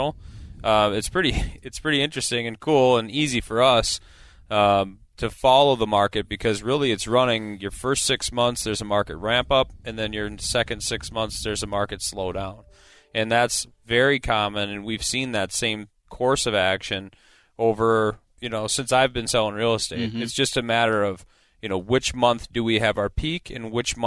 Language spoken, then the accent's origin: English; Eagan, Minnesota, United States; the own town I grew up in Eagan, Minnesota